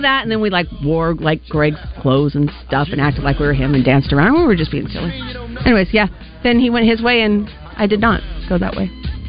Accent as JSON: {"language": "English", "region": "California", "country": "United States", "moved": "yes", "said": "I'm from California"}